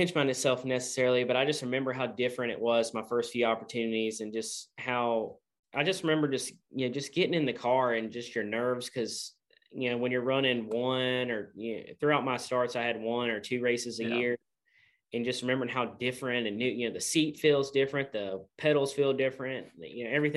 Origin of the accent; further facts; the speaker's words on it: Middle Tennessee, United States; I'm from Tennessee, the Middle Tennessee area. Yeah. I grew up an hour from the Nashville Super Speedway